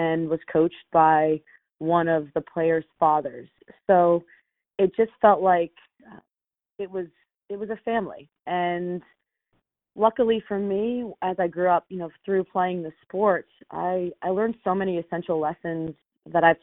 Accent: Silver Spring, Maryland, United States; I grew up in Silver Spring, Maryland, not far from where I live now

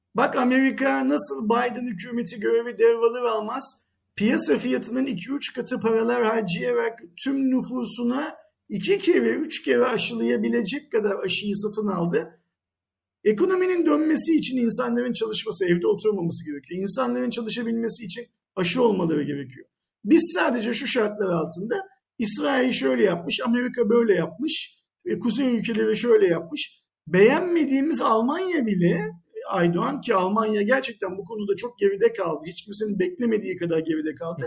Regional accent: Turkey; Bir Türk olarak.

